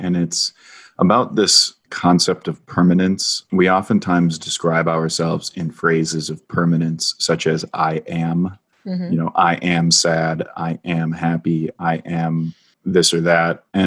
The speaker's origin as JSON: {"language": "English", "region": "Minnesota", "country": "United States", "tie": "born or raised there", "said": "my home state of Minnesota"}